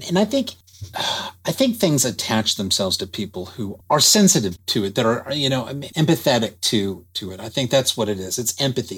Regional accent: Dallas, Texas, United States; I'm born and raised in Dallas

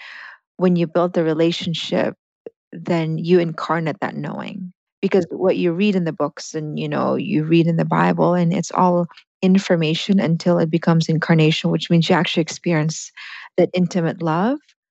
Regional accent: Philippines; English is a second language; moved away; I came from the Philippines, and that's a neurological wiring in that my language wasn't my first language.

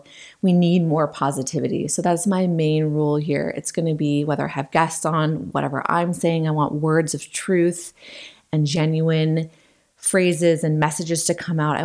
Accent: Western Washington, United States; I grew up in Western Washington. I've lived here my whole life

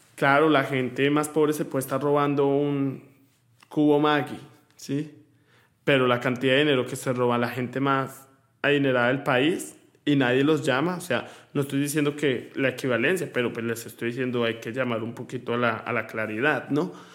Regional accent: Colombia; now in United States; Yo me siento orgulloso de mi tierra

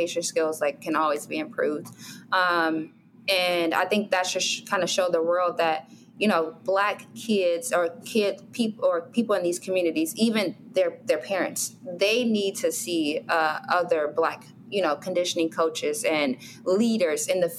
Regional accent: Chicago, Illinois, United States; I grew up on 61st in St. Lawrence or 63rd in, you know, King Drive.

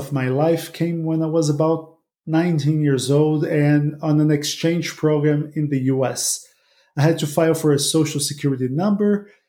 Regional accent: Brazil; I'm Latin American for sure. In Brazil, I'm white, but not North American white.

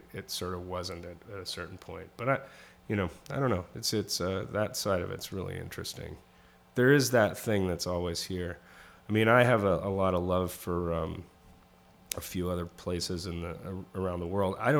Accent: Canada; also born or lived in Southern California; now in New York, United States; I grew up in Canada

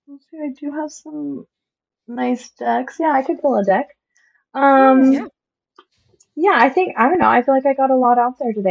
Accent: California, United States; I grew up on the Yurok reservation, but I've been on this path to actually learn my heritage, which is Yaqui Native.

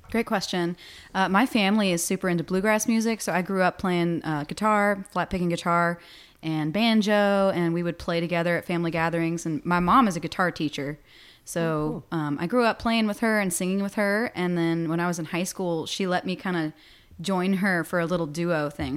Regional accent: Botetourt County, near Roanoke, Southwest Virginia, United States; now in Richmond, United States; I'm not from Richmond. I'm from Southwest Virginia, outside of Roanoke.

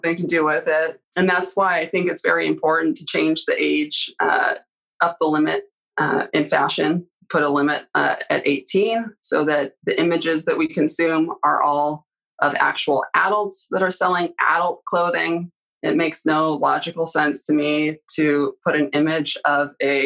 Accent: Canada; moved away; growing up in Canada

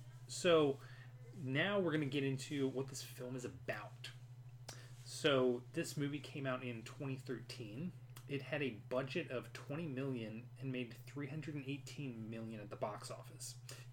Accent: Carrboro, North Carolina, United States; I grew up in Carrboro, North Carolina, and traveled around a bit, came back here, a bit of a Carboriginal, one might say.

